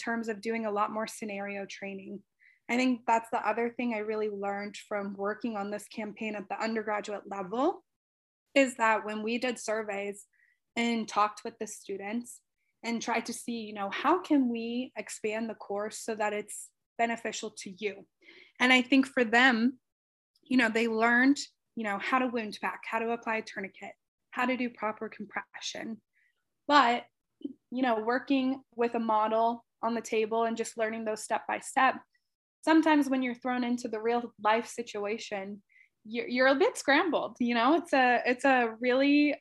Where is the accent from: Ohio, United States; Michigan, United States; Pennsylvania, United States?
Ohio, United States; Cincinnati; moved away as an adult; now in Rochester, United States; my hometown, Cincinnati, Ohio